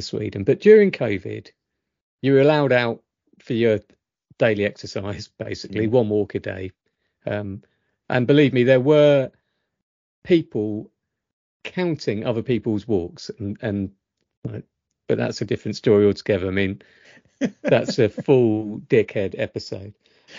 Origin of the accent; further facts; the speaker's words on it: South Africa; I come from South Africa. We smile, greet, show kindness, respect the elderly, and much more.